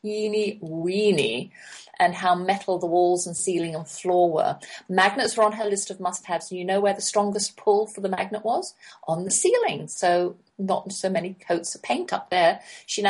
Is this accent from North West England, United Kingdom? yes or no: no; London, United Kingdom; we never went to other people's houses while we were growing up in London